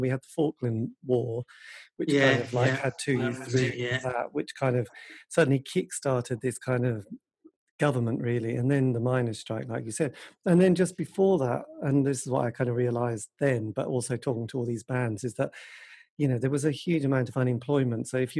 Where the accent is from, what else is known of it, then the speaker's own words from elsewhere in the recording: East Anglia, East of England, United Kingdom; I was brought up in the countryside in East Anglia, and it was not, you know, there wasn't a lot going on. It was very farming, rural.